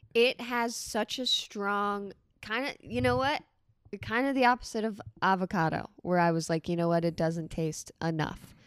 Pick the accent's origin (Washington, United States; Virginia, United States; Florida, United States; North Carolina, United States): Florida, United States; Port St. Lucie; also born or lived in Boston; I've spent most of my life in Florida.